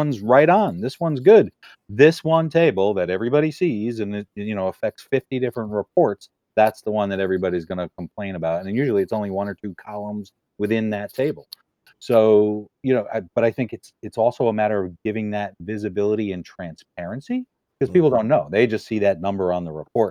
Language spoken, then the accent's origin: English; New Haven, Connecticut, United States; I grew up in New Haven